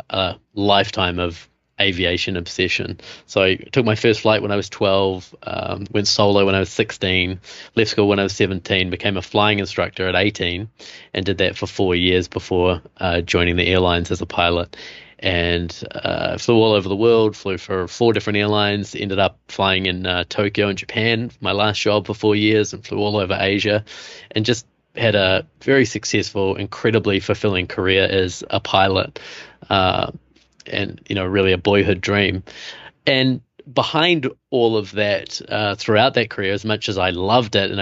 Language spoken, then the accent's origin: English; New Zealand; moved away as an adult; also born or lived in Costa Rica / Germany / Namibia; now in New York, United States; I have this funny accent. So I'm from New Zealand.